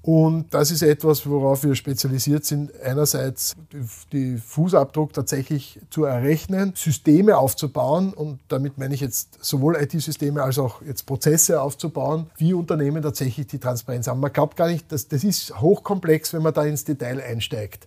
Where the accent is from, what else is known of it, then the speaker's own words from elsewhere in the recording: Austria; wir rühmen uns als Österreicher